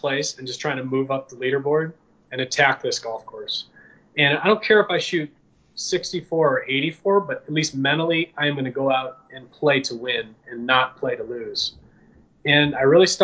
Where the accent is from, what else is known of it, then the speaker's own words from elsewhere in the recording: Midwest, United States; I grew up in the Midwest, like the opposite of Florida